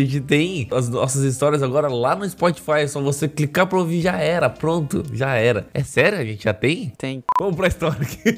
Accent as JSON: {"language": "Portuguese", "region": "Mato Grosso", "country": "Brazil", "moved": "yes", "said": "sou de Mato Grosso"}